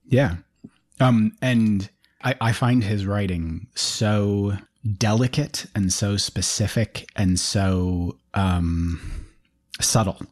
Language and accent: English; United Kingdom; I'm a British citizen